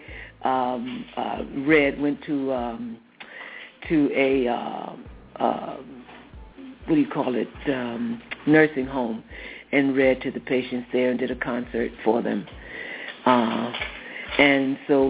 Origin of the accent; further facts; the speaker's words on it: United States; Country is the United States. I am 295.5% American